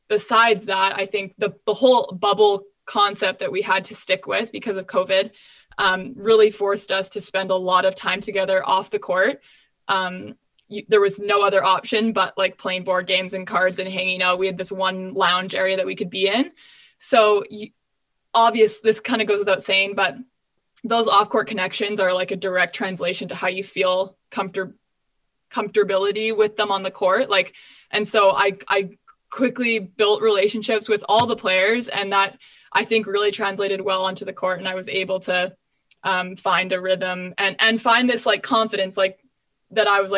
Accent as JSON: {"language": "English", "country": "Canada"}